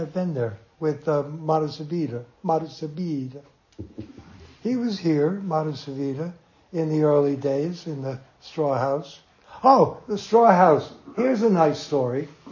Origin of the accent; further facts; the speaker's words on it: Jersey City, New Jersey, United States; moved away; also born or lived in New York; I was born in Jersey City in the same hospital